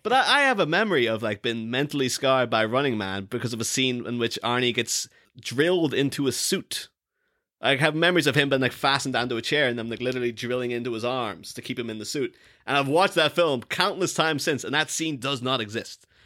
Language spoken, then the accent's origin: English; Ireland; I'm from a small town in, in Ireland